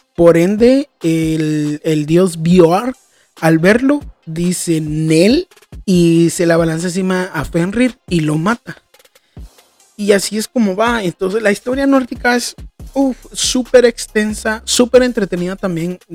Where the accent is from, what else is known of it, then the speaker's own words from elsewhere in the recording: Guatemala; yo vengo de Guatemala